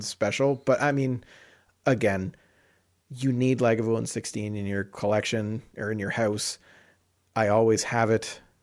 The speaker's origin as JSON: {"language": "English", "town": "London", "region": "Ontario", "country": "Canada", "tie": "born or raised there", "said": "London, Ontario, my hometown"}